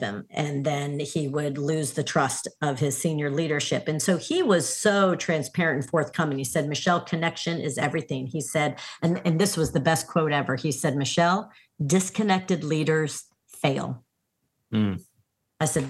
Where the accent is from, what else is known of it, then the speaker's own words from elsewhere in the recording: New Orleans, Louisiana, United States; my hometown of New Orleans